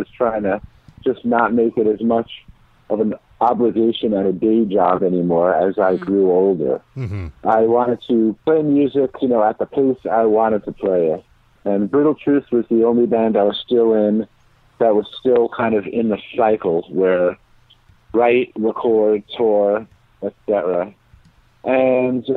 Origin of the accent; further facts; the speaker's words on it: New York City, New York, United States; moved away as an adult; I'm from Bayside, Queens